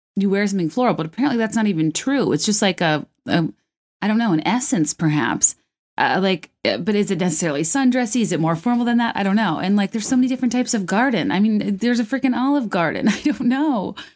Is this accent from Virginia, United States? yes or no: yes; Virginia, United States; I'm from Virginia